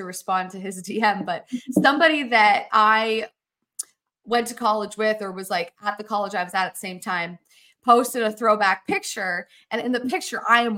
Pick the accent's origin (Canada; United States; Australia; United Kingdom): Canada; I grew up in Canada. Hockey is very serious where I'm from.